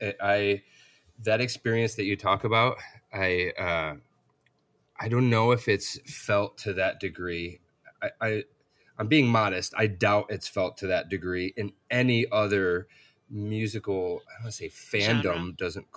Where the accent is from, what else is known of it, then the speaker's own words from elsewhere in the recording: Upstate New York, United States; Upstate New York.